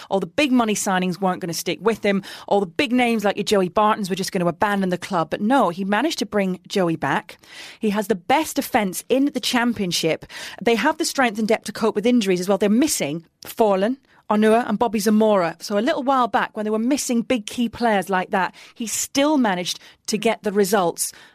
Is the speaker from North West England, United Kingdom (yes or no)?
no; Middlesbrough, North East England, United Kingdom; moved away; Middlesbrough, my hometown team, when I was working in the North East covering local football